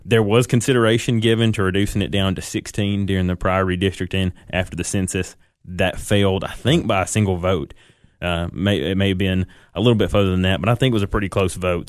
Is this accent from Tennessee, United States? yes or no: yes; Baxter, Tennessee, United States; moved away as an adult; now in Smith County, United States; raised in, in Baxter